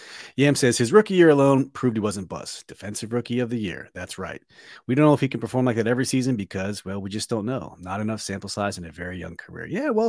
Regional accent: Virginia, United States; Very cool. I'm from Northern Virginia. I was stationed in Maryland and Texas, Arizona, New York, everywhere.

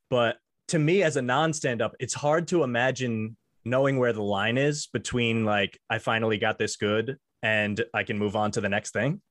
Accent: Long Island, New York, United States; I'm from Long Island

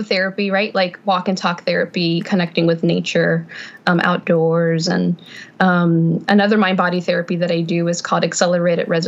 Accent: Houston, Texas, United States; now in Sugar Land, United States; I was born and raised in Houston, but now I'm here in Sugar Land

